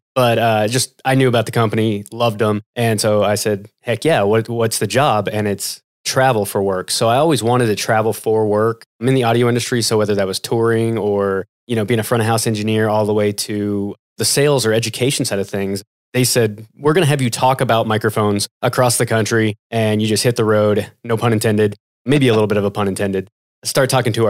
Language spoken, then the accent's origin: English; Kansas City, United States; I'm from Kansas City. I'm a Kansas City boy.